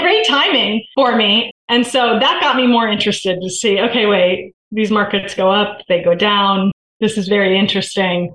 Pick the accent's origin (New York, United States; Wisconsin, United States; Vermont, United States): Vermont, United States; moved away as an adult; also born or lived in Virginia; I grew up in Vermont